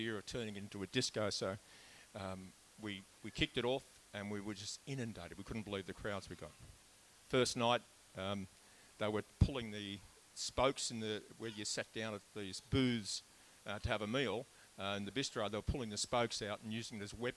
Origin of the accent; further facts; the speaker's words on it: Melbourne, Victoria, Australia; I was born in Melbourne in 1950